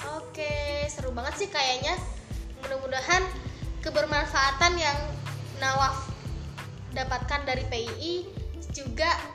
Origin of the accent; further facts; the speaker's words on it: West Sumatra, Indonesia; aku asalnya dari Sumatera Barat